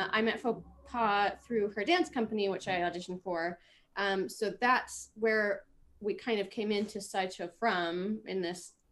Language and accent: English; just north of Toronto, Ontario, Canada; moved away as an adult; also born or lived in Manhattan, New York; now in Brooklyn, United States; I'm from uh, just north of Toronto. Um, so also being a Canadian girl and up north